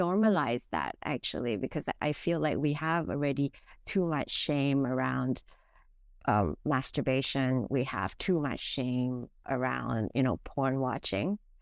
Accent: Singapore; now in Hong Kong; I am originally from Singapore, but I've lived in Hong Kong for over the past fifteen years

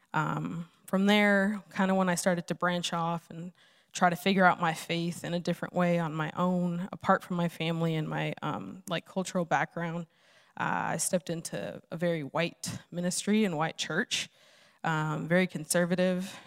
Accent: Los Angeles, California, United States; moved away; I'm originally from Los Angeles

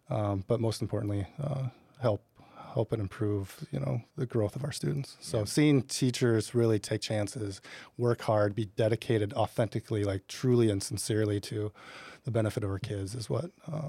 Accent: Decorah, Iowa, United States; my wife and I grew up in Northeast Iowa in Decorah.

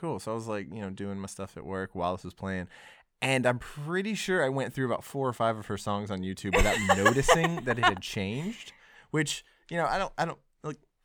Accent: Texas, United States; moved away; also born or lived in Cleveland, Mississippi; I grew up in Texas

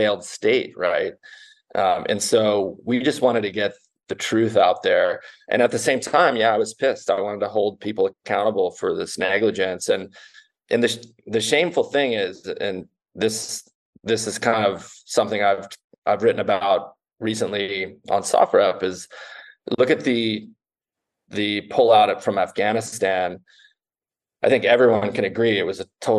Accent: United States; also born or lived in Canada; I was born in Canada, but my mom's American, and I was pretty much raised in America

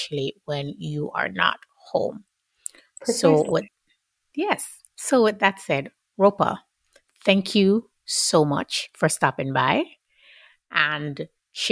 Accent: Jamaica; I'm Jamaican

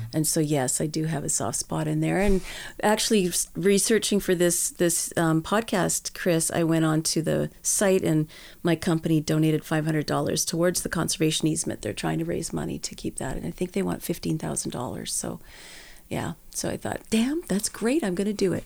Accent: Edmonton, Alberta, Canada; born and raised in Edmonton.

